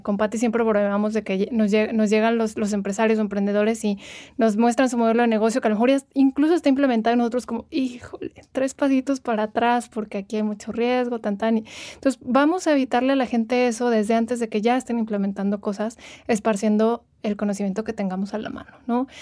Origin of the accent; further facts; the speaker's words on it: Morelia, Michoacán, Mexico; moved away as an adult; now in Mexico City, Mexico; yo soy de Morelia, llevo unos años viviendo en Ciudad de México, pero soy originaria de ahí.